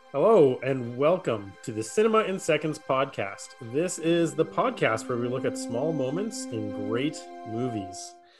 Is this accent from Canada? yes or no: yes; Saskatchewan, Canada; I'm still a C F L fan 'cause I'm from Saskatchewan, right? So the Rough Riders are pretty big here